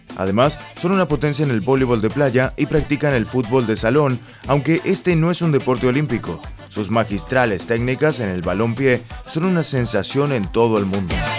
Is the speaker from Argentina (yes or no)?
yes; Argentina; now in Brazil; Soy argentino y vivo en Brasil